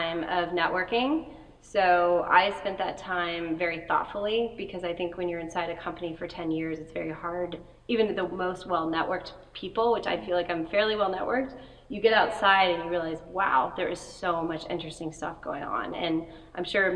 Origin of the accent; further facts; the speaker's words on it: New Orleans, Louisiana, United States; moved away; I was born in New Orleans